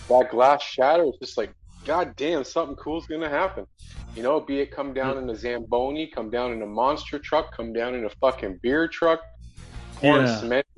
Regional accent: Canada; I'm Canadian

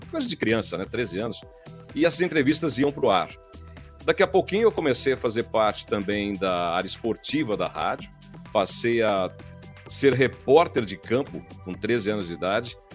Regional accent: Pederneiras, São Paulo, Brazil; Saí de São Paulo faz uns 5, 6 anos, resolvi morar no interior de São Paulo novamente, né? Na minha cidade natal, e passar esse tempo por aqui

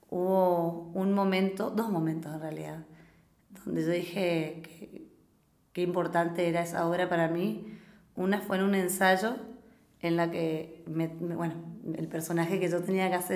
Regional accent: San Javier, Misiones, Argentina; now in -; que allá en San Javier, que donde, de donde yo vengo, es un, género que gusta mucho, somos muy carnavaleros, estamos en la frontera con Brasil y nos criamos

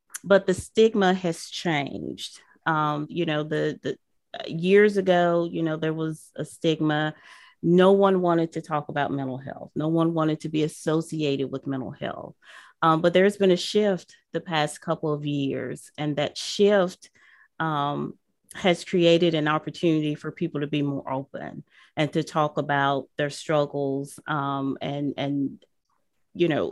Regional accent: Cleveland, Mississippi, United States; moved away as an adult; now in Mobile, United States; I am originally from Cleveland, Mississippi

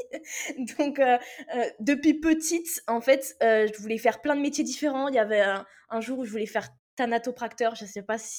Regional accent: Réunion; moved away as an adult; also born or lived in Metropolitan France; now in France; moi j'ai grandi à l'île de la Réunion, donc euh, moi je suis arrivée en métropole à mes 18 ans.

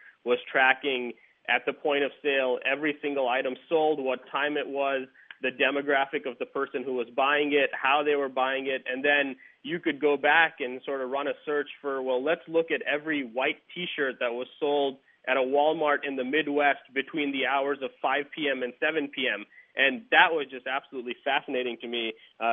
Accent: India; moved away as an adult; now in United States; I grew up in India

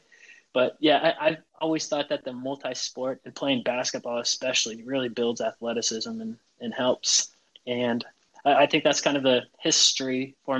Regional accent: Chico, California, United States; I grew up in Northern California in Chico

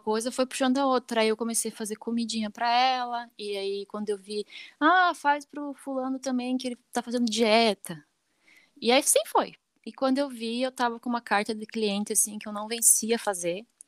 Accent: Chapecó, Santa Catarina, Brazil; Eu nasci em Chapecó, né? Nasci certo. em Chapecó

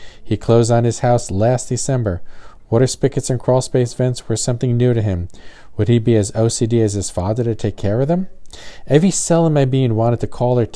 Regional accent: New Jersey, United States; now in the South, United States; Growing up in New Jersey, we never covered our outside water spigots

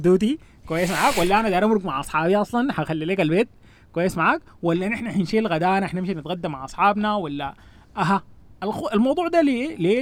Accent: Sudan; نحن عندنا في السودان

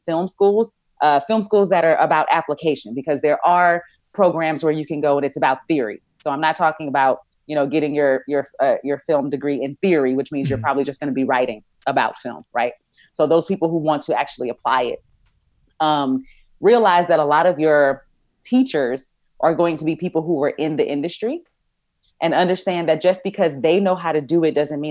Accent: Texas, United States; I'm from Texas

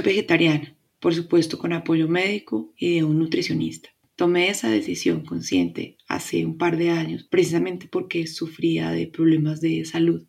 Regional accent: Colombia; Mi país, Colombia

